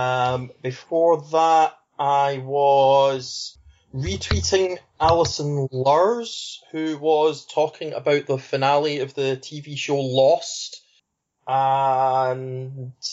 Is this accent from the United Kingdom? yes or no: yes; Scotland, United Kingdom; I'm Scottish